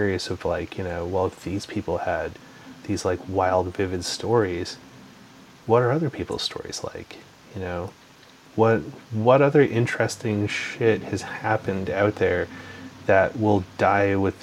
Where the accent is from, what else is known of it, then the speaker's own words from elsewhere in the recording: Canada; also born or lived in Calgary, Alberta; I'm also a Canadian, you know, born and raised here.